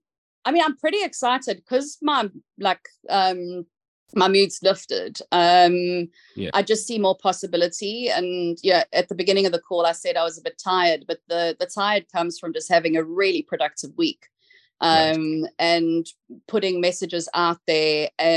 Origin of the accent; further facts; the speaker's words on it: South Africa; accent: South African; I'm going to say it in my South African accent, which might throw some people off